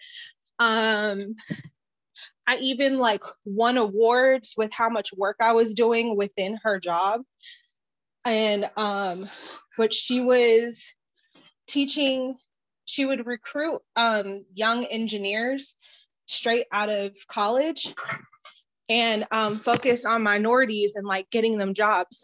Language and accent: English; Los Angeles, California, United States; I grew up in Los Angeles